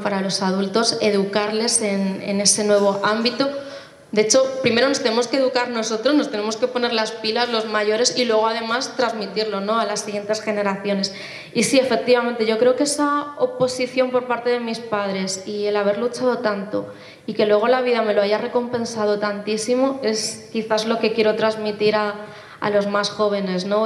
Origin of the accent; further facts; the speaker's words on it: Móstoles, Community of Madrid, Spain; soy española, de Móstoles en concreto, eh, aunque mis padres son de origen asiático